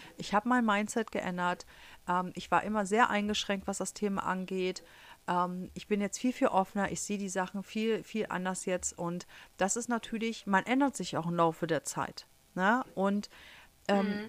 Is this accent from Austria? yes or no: no; Germany; first language German; moved away as an adult; also born or lived in Harz; now in United States